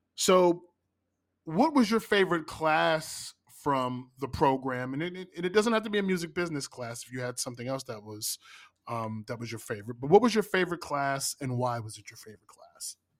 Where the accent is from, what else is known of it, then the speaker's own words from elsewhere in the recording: Pittsburgh, Pennsylvania, United States; I'm, I'm from Pittsburgh